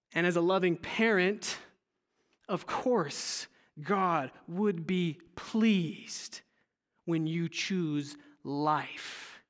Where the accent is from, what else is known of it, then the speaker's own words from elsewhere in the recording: California, United States; moved away; I'm originally from California, and as a teenager, I attended a Saddleback church with my family